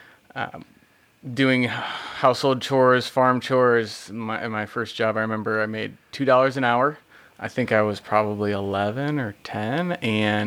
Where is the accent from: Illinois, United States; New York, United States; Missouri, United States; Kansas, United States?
Illinois, United States; DeKalb; now in Fresno, United States; I grew up on a farm around DeKalb, Illinois, a small town called Shabna